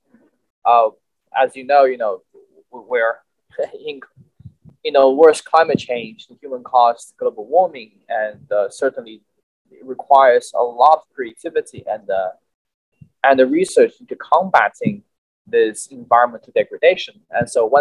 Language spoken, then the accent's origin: English; Chengdu, Sichuan, China; moved away as an adult; now in Los Angeles, United States; I came from China, obviously, in a southwestern part of China called Sichuan Province. My hometown is Chengdu.